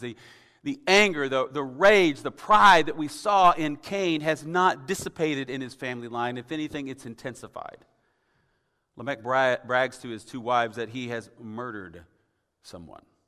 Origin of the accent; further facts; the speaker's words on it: Tennessee, United States; moved away; I'm from Tennessee originally